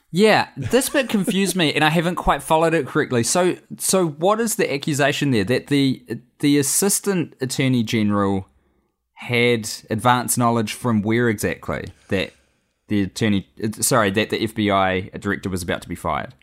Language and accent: English; New Zealand; I am a Kiwi abroad right now.